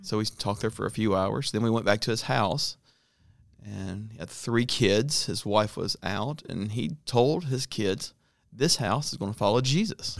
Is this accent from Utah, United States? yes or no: no; Atlanta, Georgia, United States; moved away as an adult; now in North Africa; I grew up in Atlanta